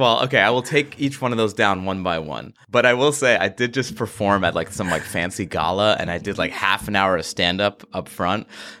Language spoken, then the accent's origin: English; New York, United States; New York.